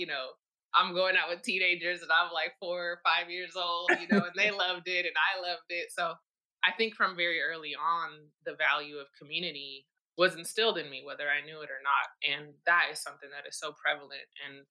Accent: Madrid, Community of Madrid, Spain; And I grew up in Madrid, Spain, to a small nuclear family, like is very typically true for, you know, military families.

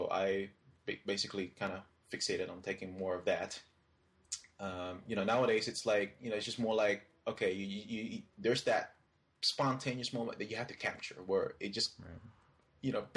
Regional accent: Philippines; now in United States; Philippines is actually my home country

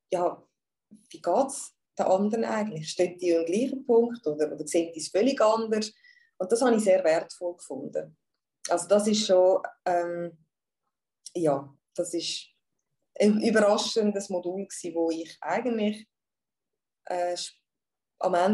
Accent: Zurich, Switzerland; ich bin aus Zürich und ich habe eine Praxis, eine Shiatsu-Praxis in der Altstadt in Zürich.

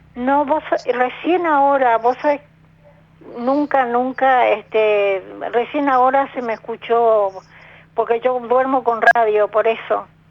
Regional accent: Paraguay; moved away as an adult; now in Buenos Aires, Argentina; Soy este, de Paraguay, pero hace 40 años que vivo acá

